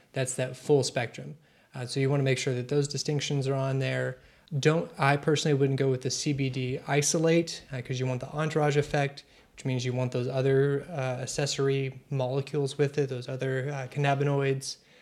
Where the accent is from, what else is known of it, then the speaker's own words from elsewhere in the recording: Maceo, Kentucky, United States; I'm from the western part. Owensboro, Kentucky is where I claim, but really I'm from Masonville